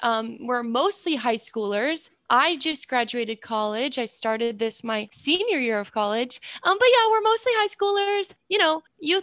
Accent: Newton, United States; I'm from Newton

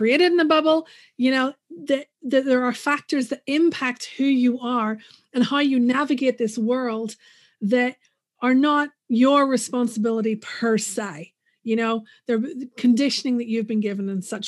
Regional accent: Northern Ireland, United Kingdom; moved away as an adult; also born or lived in United States; let's get the accent out of the way first. I'm from Northern Ireland, but I did live in the States for a few years where I did grad school.

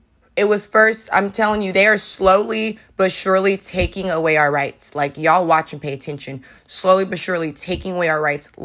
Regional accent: the Bay Area, California, United States; now in Portland, United States; I'm from California, the Bay Area, where, you know, everybody's walking around smoking weed.

